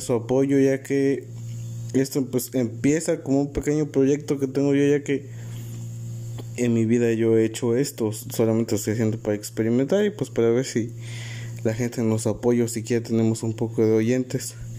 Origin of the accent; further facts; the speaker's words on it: Alpuyeca? municipality, Guerrero, Mexico; soy del municipio de Alpudica Guerrero